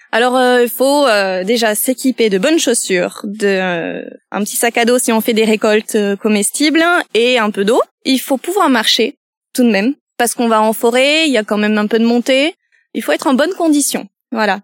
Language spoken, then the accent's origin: French; France; Je suis originaire de Coneille, un petit village à côté de Pérorat